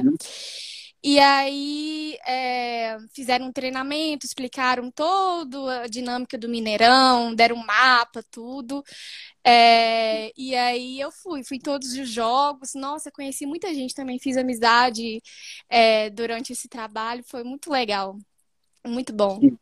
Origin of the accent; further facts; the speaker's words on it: Belo Horizonte, Minas Gerais, Brazil; sou de Belo Horizonte